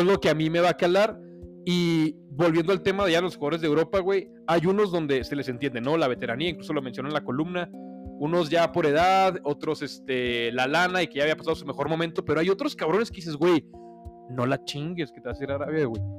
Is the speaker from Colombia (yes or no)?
no; Mexico; como mexicanos